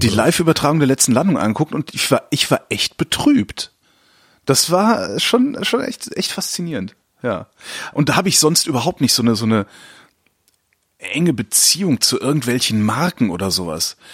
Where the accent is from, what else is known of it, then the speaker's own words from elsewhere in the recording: Cologne, North Rhine-Westphalia, Germany; moved away as an adult; also born or lived in Frankfurt; now in Berlin, Germany; ich komme aus Köln ursprünglich